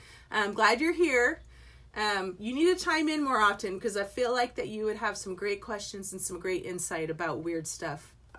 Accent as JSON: {"language": "English", "region": "England", "country": "United Kingdom", "tie": "born there", "said": "I was born in England."}